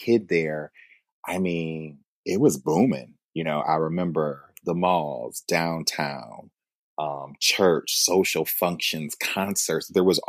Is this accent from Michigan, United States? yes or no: yes; Flint, Michigan, United States; moved away as an adult; also born or lived in Virginia / Washington, District of Columbia, United States / Maryland; now in Dallas, United States; I'm a kid from Flint, Michigan. Grew up and born and raised in the late 70s.